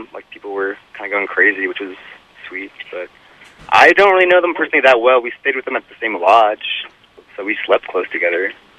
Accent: New York City, New York, United States; I'm from Brooklyn.

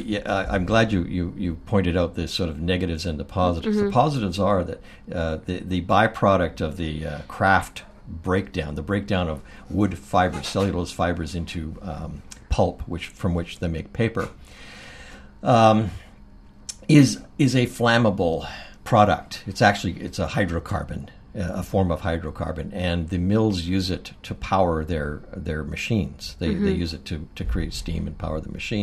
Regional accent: Courtenay, British Columbia, Canada; also born or lived in Comox, British Columbia / Port Alberni, British Columbia; I spent my teenage in Port Alberni, BC, and I was born actually in Comox and grew up in Courtney

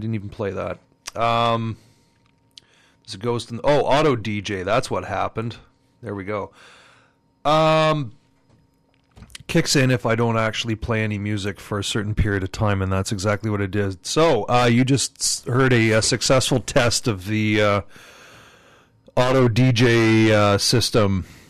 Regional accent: Montreal, Quebec, Canada; growing up in Montreal

